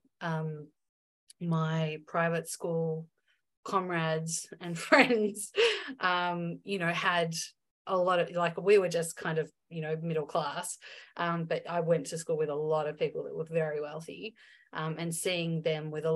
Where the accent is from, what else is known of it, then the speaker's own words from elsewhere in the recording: Melbourne, Victoria, Australia; moved away as an adult; also born or lived in Byron Bay; I went to a private girls' school in my hometown of Melbourne